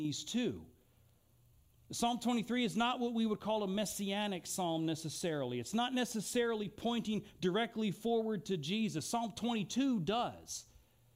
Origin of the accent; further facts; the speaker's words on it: Eugene, Oregon, United States; also born or lived in Philadelphia, Pennsylvania / Italy; I was born outside of Philadelphia. I was raised here in Eugene.